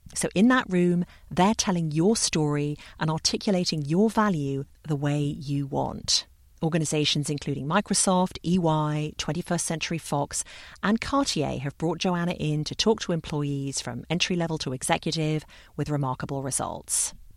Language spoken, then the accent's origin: English; London, United Kingdom; When I was a child growing up in London